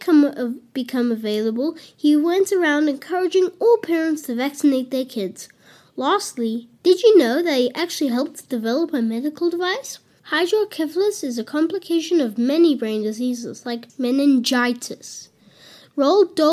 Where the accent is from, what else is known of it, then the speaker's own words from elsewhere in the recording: Johannesburg, Gauteng, South Africa; I'm 9 years old and I'm from Johannesburg, South Africa.